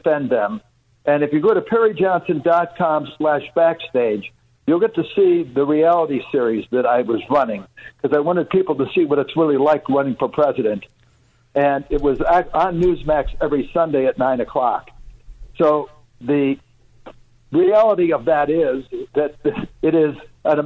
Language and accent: English; Chicago, Illinois, United States; now in Michigan, United States; I grew up in Chicago.